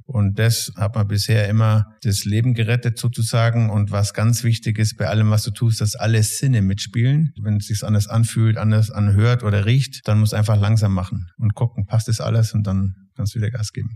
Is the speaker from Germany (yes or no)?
yes; Tannheim, Bavaria, Germany; also born or lived in Salzburg; komme aus Tannheim bei Memmingen im schönen Süden Deutschlands